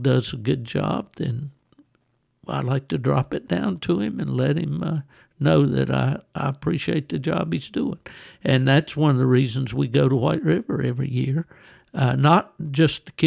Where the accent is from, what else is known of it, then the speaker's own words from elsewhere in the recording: West Virginia, United States; coon season, squirrel season, what we call small game season in West Virginia